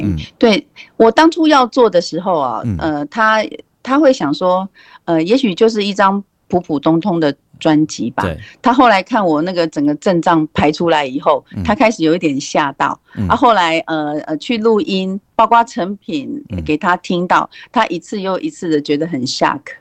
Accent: Taiwan; first language Taiwanese Hokkien; 我为什么要做台台语诶？都是因为我我的母语嘛。

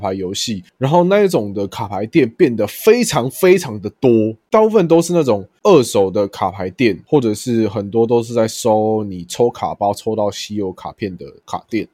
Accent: Taiwan; 我就说我是台湾来的

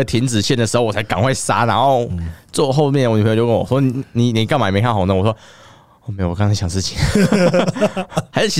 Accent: Taoyuan, Taiwan; now in Taipei, Taiwan; 我老家在桃园，这样说我老家桃园麻烦，就因为我家住有点像是。就是有点偏，有点偏僻啊，有点乡下的地方，所以我我从我台北这边要回去桃园老家

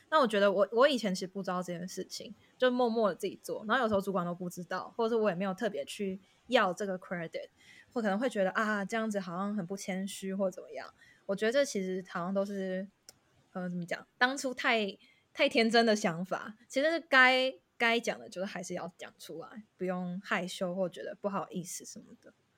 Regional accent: Taiwan; moved away as an adult; also born or lived in Netherlands / Singapore; now in London, United Kingdom; 身为台湾人

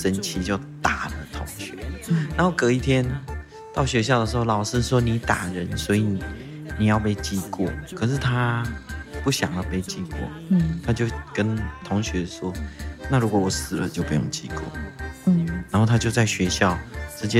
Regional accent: Tainan, Taiwan; first language Taiwanese Hokkien; 我是在台南出生的。嗯。我来到这个世界用的第一个语言是台语。我的父母亲那么的合理的认为，我应该要，我应该要很快的用用台语，因为希望我不要被不要被人家欺负啊。嗯，我在台南出生到六岁，回到爸爸的部落。

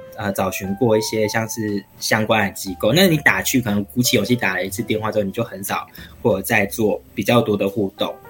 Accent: Taichung, Taiwan; 台中，对，我是嗯。台中的小孩，有台中土生土长

